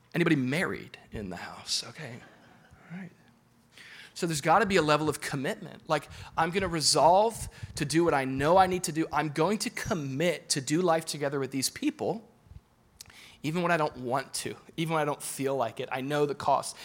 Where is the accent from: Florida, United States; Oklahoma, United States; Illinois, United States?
Florida, United States; Boca Raton; I'm from Boca.